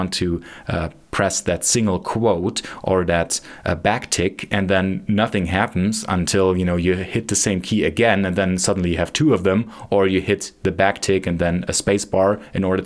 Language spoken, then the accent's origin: English; Germany; moved away; I'm originally from Germany